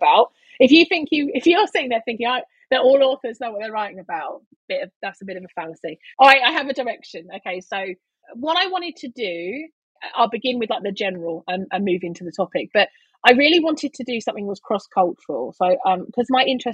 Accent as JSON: {"language": "English", "region": "London", "country": "United Kingdom", "said": "I'm from East London"}